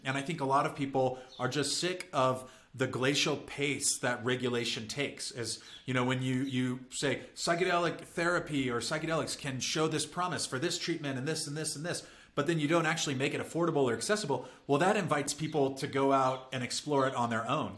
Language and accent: English; San Diego and San Francisco, California, United States; I grew up in San Diego and in San Francisco